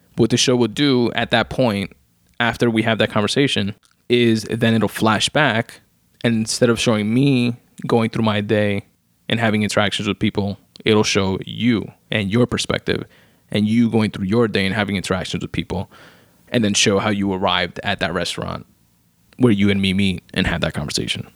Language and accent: English; United States; being American and being here in the U S